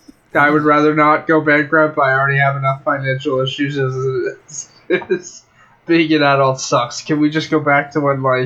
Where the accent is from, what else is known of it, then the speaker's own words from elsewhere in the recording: Canada; And I say that as a Canadian.